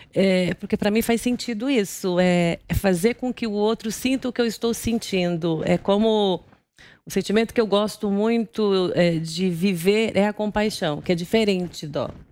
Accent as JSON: {"language": "Portuguese", "town": "Guarulhos", "region": "São Paulo", "country": "Brazil", "tie": "born or raised there", "also_born_or_lived": "Recife / Brasília", "moved": "as an adult", "said": "eu sou de Guarulhos, eu nasci em Guarulhos"}